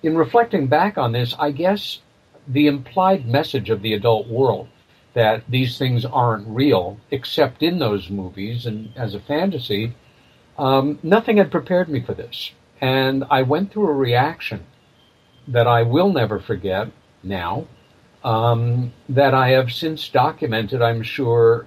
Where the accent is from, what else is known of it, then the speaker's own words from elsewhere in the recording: Long Island, New York, United States; I was born in New York City, and I came of age in a very lovely little village about 30 miles east of Manhattan on Long Island